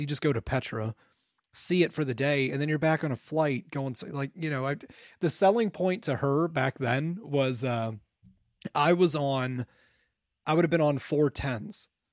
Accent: Ohio, United States; moved away as an adult; I had just left Ohio

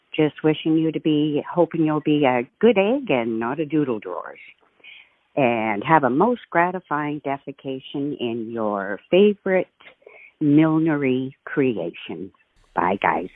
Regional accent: Kenora, Ontario, Canada; now in Peterborough, Canada; I'm from Kenora, Ontario and, uh, was in grade seven

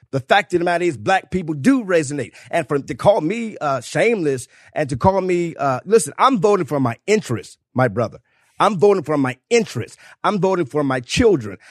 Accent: South Carolina, United States; I am from South Carolina

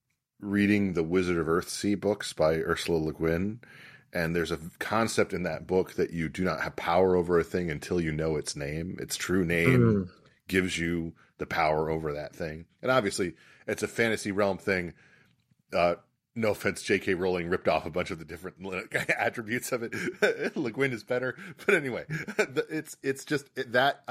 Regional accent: Virginia, United States; my home state of Virginia

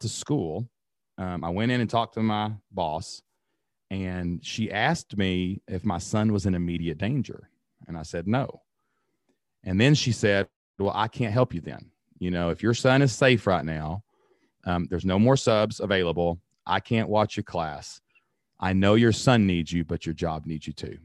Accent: Southeast Kentucky, United States; accent: Kentucky; My accent, Kentucky

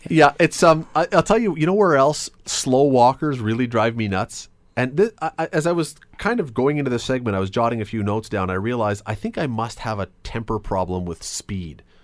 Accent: Toronto, Ontario, Canada; moved away as an adult; now in Hamilton, Canada; I grew up in Toronto until I was about eighteen. I lived in Toronto

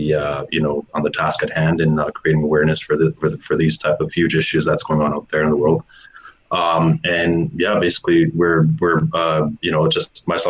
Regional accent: Toronto, Ontario, Canada; I am from the Toronto area.

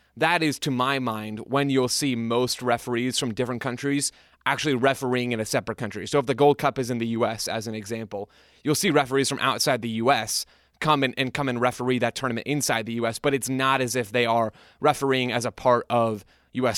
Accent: United States; as an American

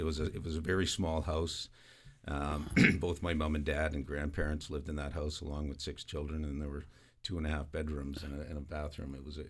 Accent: Halifax, Nova Scotia, Canada; I grew up in Halifax, Nova Scotia, a small street called South Bland Street

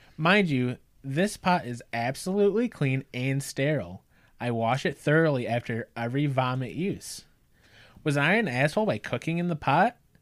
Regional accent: North Central Illinois, United States; We're from North Central Illinois

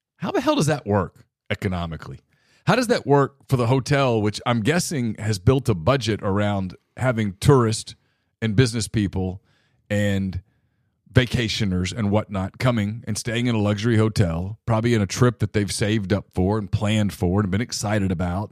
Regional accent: North Louisiana, United States; moved away; I grew up in North Louisiana

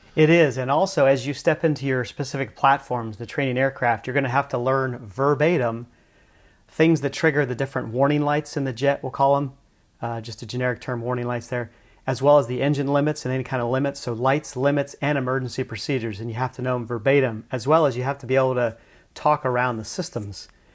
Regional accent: Lancaster, Pennsylvania, United States; moved away as an adult; I grew up in Lancaster, Pennsylvania

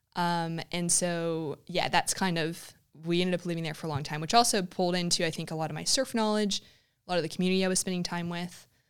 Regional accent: Huntington Beach, California, United States; moved away as an adult; also born or lived in South Africa / Thirroul, Australia; I grew up in Huntington Beach, um, just up the road

